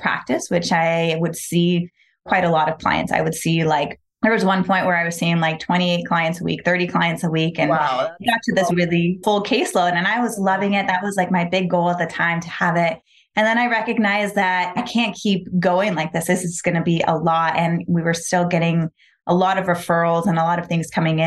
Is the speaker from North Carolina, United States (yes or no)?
no; Palm Springs, California, United States; also born or lived in Los Angeles; We moved to Palm Springs out in the desert pretty quickly. So I grew up in this very like desert, earthy energy, small town